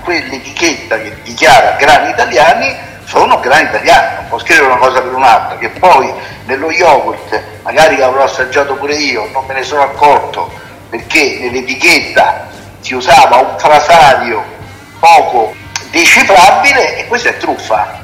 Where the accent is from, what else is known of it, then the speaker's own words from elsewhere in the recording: Italy; parlo del mio paese, del paese Italia